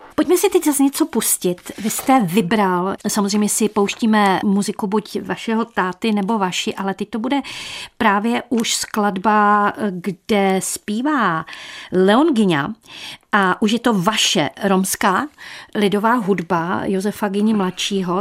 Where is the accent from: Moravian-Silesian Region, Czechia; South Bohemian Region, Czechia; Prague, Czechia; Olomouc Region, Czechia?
Moravian-Silesian Region, Czechia; Opava; jsem také z Opavy